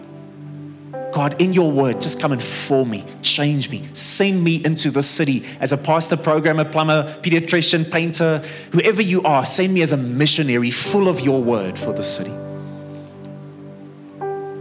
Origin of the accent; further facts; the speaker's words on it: Bloemfontein, Free State, South Africa; moved away as an adult; now in Pretoria, South Africa; I come from Bloemfontein originally